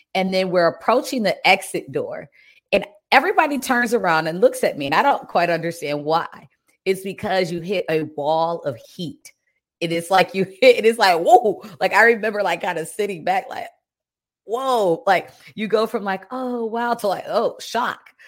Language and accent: English; Detroit, Michigan, United States; moved away as an adult; also born or lived in Germany; now in Cayman Islands; I'm from right outside of Detroit, and I actually lived abroad as a kid, so I have both Detroit experience and living in Germany experience